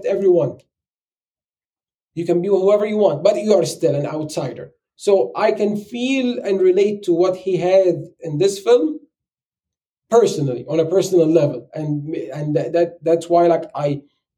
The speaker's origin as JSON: {"language": "English", "country": "Egypt", "moved": "as an adult", "lives_now": "United States", "said": "I'm an immigrant. And I live in the US and I'm from Egypt."}